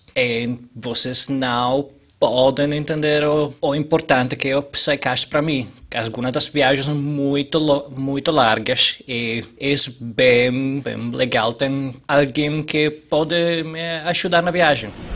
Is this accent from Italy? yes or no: yes; Italy; Portuguese is a second language; now in Spain; Eu sou 90 italiano que mora na Espanha